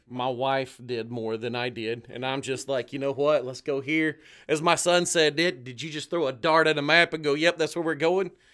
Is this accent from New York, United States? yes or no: no; just north of Chattanooga, Tennessee, United States; moved away as an adult; also born or lived in Orlando, Florida; now in Ocala, United States; I'm from Tennessee originally, born and raised just north of Chattanooga. I spent most of my life right there in Southeast Tennessee